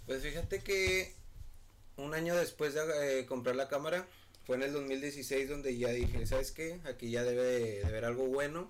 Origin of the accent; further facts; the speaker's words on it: Monterrey, Nuevo León, Mexico; soy aquí de Monterrey, Nuevo León.